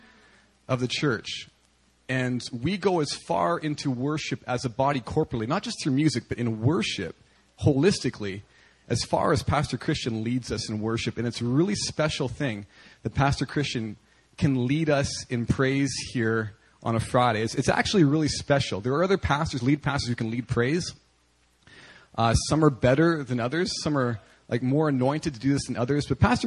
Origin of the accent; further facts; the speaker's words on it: the Prairies, Canada; as a little boy growing up in Canada on the prairies